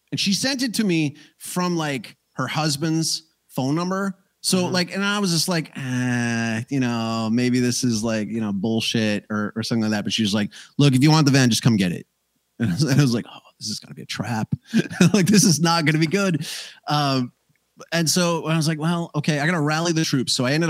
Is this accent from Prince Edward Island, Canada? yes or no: no; Banff, Alberta, Canada; moved away; I am an immigrant who comes from the land of the ice and snow, and there's hot springs near where I grew up out in Banff.